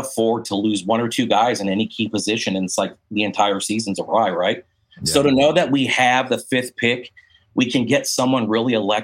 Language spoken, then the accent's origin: English; San Diego, California, United States; moved away as an adult; now in Georgia, United States; I was born and raised in San Diego